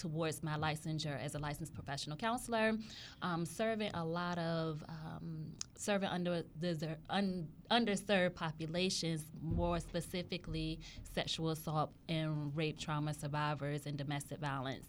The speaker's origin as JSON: {"language": "English", "area": "Hampton Roads", "region": "Virginia", "country": "United States", "tie": "born or raised there", "said": "I was born and raised in Hampton Roads"}